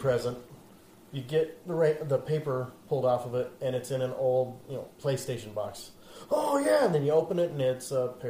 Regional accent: Scotland, United Kingdom; Not in England. I'm Scottish.

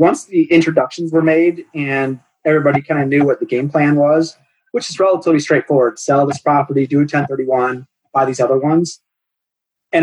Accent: Cleveland, Ohio, United States; I grew up in Cleveland, or just east of Cleveland.

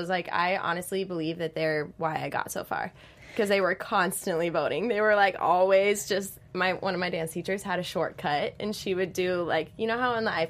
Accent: Kansas, United States; But I grew up in Kansas.

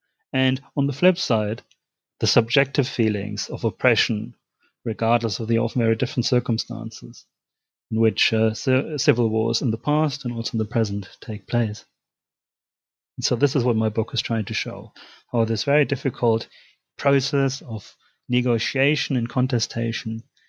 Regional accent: Germany; English is a second language; now in United Kingdom; As you can tell from my accent, I'm originally from Germany.

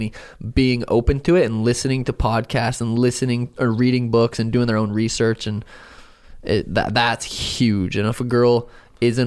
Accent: Helena, Montana, United States; I grew up in Helena, Montana

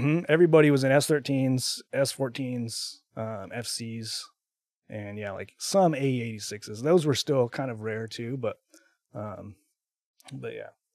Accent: Texas, United States; now in Utah, United States; I'm from Texas originally, uh, but I now live in Utah. I've been, uh, living in Utah for I think, like, twelve years

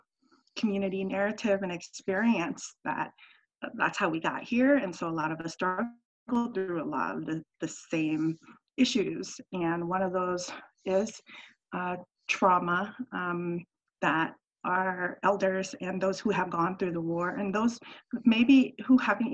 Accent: United States; those things were frustrating growing up in American culture where you're taught a lot of individualism and you're encouraged to speak up and be aggressive and outspoken

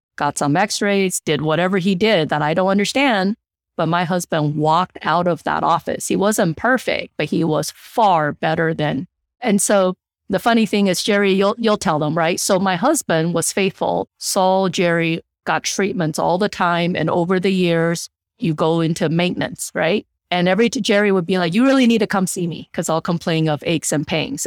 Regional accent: Taiwan; moved away; I'm from Taiwan, the Asian culture.

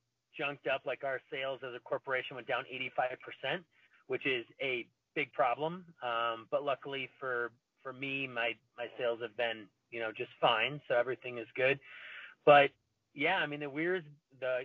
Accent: Wisconsin, United States; moved away; I'm from Wisconsin originally

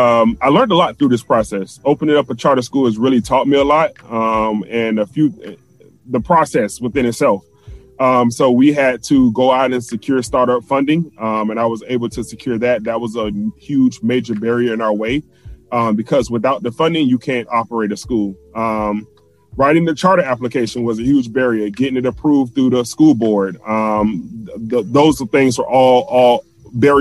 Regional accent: Jacksonville, Florida, United States; moved away as an adult; also born or lived in Nashville; in the neighborhood where I grew up here in Jacksonville, Florida

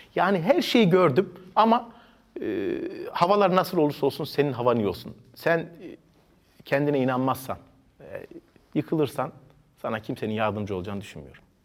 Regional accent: Ankara, Turkey; Ben e, Ankara'da doğdum 1982 yılında e, bağlamacı oldum. Ama benim annem babam da Ankara doğmuş

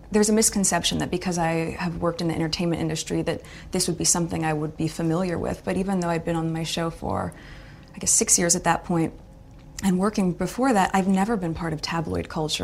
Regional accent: United States; I'm from the States

